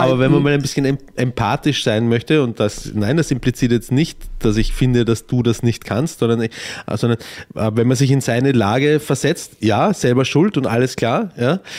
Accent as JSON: {"language": "German", "country": "Austria", "said": "Bei uns in Österreich"}